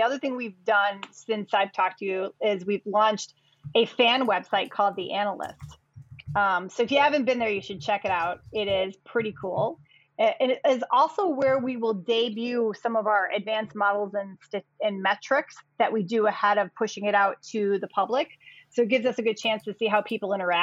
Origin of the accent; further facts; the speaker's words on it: Chicago, Illinois, United States; I am a Chicagoan, not born, but raised here in Chicago